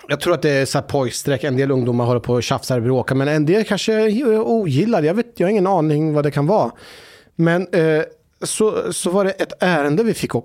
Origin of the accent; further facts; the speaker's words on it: Norrköping, Östergötland, Sweden; moved away; hemma i Norrköping